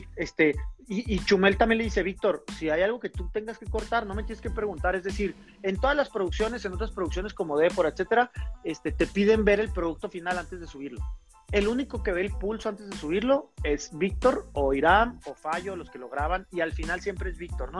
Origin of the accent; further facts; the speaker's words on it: Chihuahua, Mexico; somos los dos de Chihuahua, estábamos en el campestre, somos amigos